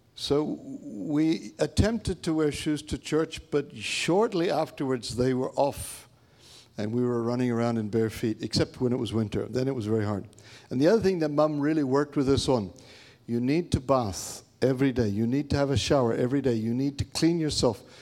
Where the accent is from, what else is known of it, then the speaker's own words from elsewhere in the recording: Papua New Guinea; moved away; also born or lived in India; I grew up in Papua New Guinea